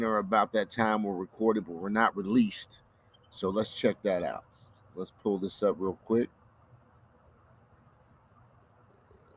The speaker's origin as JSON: {"language": "English", "town": "Columbia", "region": "Missouri", "country": "United States", "said": "I'm from the Midwest, Columbia, Missouri, smack dab in the heart of the country"}